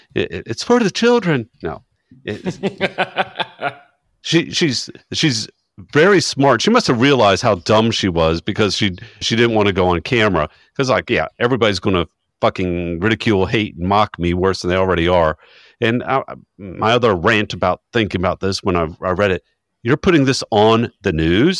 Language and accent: English; Chesapeake, Virginia, United States; my true hometown of Chesapeake, Virginia